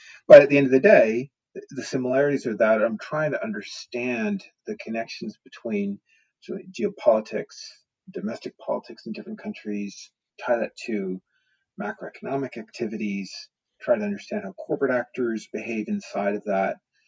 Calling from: Portland, Oregon, United States; I am here live from Portland, Oregon, where I've been in lockdown for, well, about the same time as you all have in the UK.

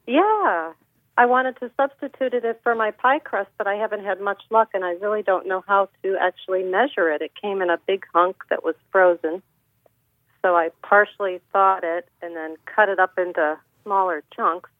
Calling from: Pittsburgh, Pennsylvania, United States; I am calling from Pittsburgh, Pennsylvania

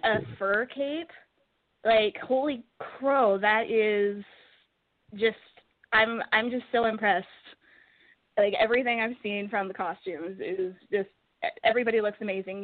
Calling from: Edmonton, Alberta, Canada; I'm calling from Edmonton, Canada.

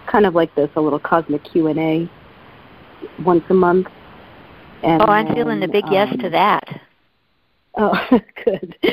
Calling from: San Francisco, California, United States; in San Francisco.

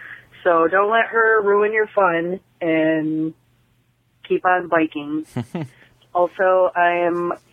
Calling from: Michigan, United States; I'm calling from Michigan.

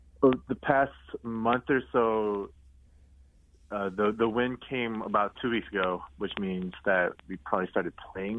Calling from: Los Angeles, California, United States; I'm currently in Los Angeles.

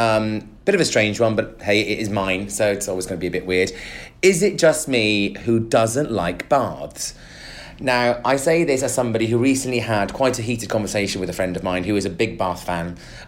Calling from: Nigeria; although I'm currently not in the UK, I'm listening from Nigeria and consider myself to be your biggest Nigerian fan.

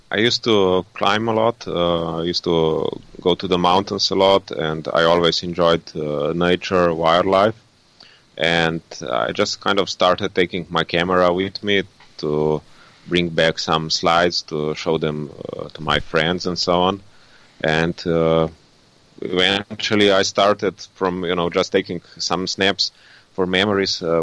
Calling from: Ljubljana, Slovenia; English is a second language; I'm currently in uh, Ljubljana, in Slovenia.

